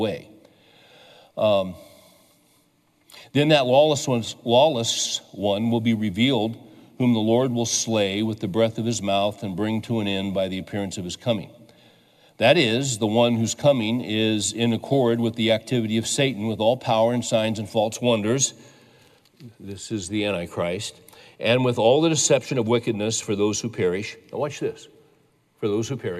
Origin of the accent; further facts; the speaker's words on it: California, United States; I was raised in California